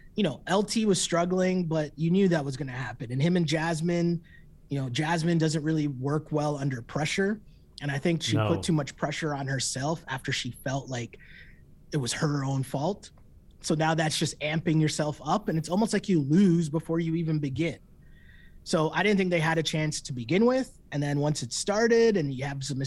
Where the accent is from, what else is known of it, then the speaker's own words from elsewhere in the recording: Toronto, Ontario, Canada; we're from Toronto